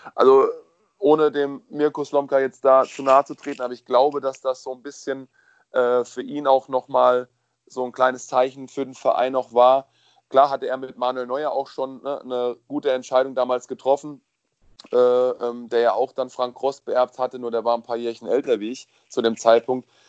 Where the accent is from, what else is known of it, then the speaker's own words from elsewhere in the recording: Kaiserslautern, Rhineland-Palatinate, Germany; in der Nähe von meiner Heimat, Kaiserslautern